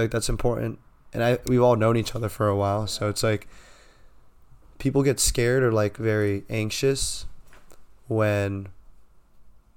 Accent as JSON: {"language": "English", "town": "San Diego", "region": "California", "country": "United States", "tie": "born or raised there"}